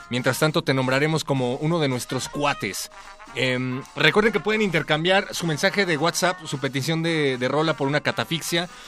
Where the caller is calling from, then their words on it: Gustavo A. Madero, Mexico City, Mexico; Tengo 28. Y ah, te hablo acá de la Gustavo Madero.